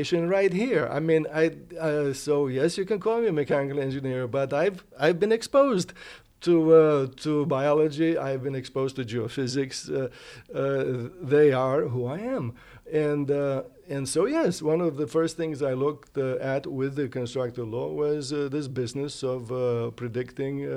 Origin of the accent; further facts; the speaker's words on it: Romania; moved away; I grew up in the Delta